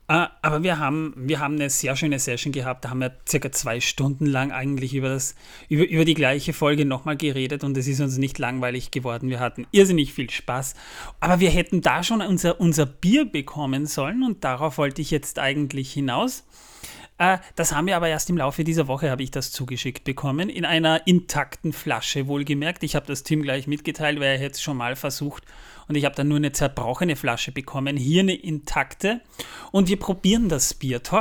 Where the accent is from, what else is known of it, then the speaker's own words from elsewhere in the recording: Austria; Ich bin ja Österreicher. Wir haben ja, im Grunde genommen haben wir auch eine Bierkultur